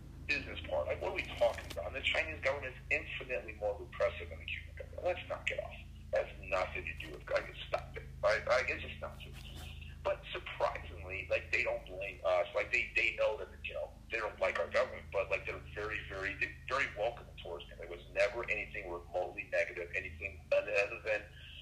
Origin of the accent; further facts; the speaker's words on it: Brazil; now in United States; I grew up in Brazil